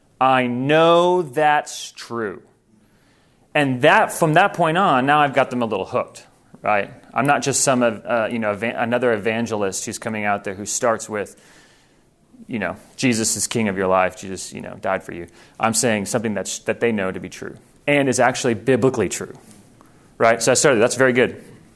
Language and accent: English; Thailand; I grew up in Thailand. And I grew up in a place that's very well known for spiritual presence, for witch doctors.